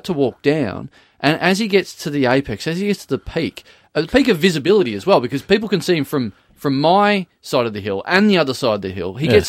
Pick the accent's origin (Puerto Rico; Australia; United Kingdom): Australia; Maryborough; now in Melbourne, Australia; Yeah, no, I come from Maryborough.